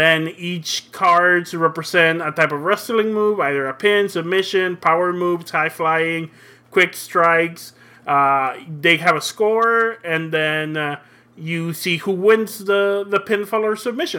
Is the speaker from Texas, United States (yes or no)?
yes; Brownsville, Texas, United States; also born or lived in Matamoros, Mexico; now in San Antonio, United States; Okay, let's be in one of my hometowns, my hometown of Brownsville, before when I moved to the United States, before I came to San Antonio.